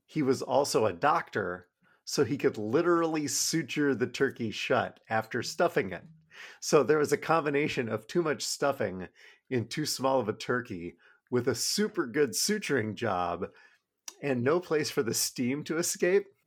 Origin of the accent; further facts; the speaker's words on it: Midwest, United States; I'm from the Midwest